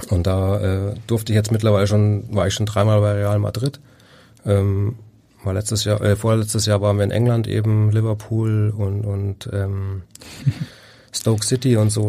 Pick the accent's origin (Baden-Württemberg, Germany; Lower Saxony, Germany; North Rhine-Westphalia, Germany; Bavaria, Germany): Bavaria, Germany; ich komme aus Bayern, ich bin Rasen verwöhnt. Das in Bayern spielst du eigentlich primär auf Rasen.